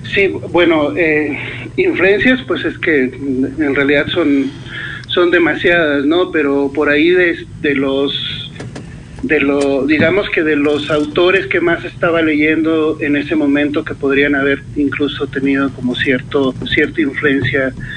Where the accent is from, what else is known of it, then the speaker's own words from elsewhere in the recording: Sonora, Mexico; moved away as an adult; now in Toluca, Mexico; Yo soy del norte, soy de Sonora. Eh, tengo ya 10 años viviendo acá en Toluca, pero bueno, pasé la, la mayor parte de, de mi vida viviendo en el norte.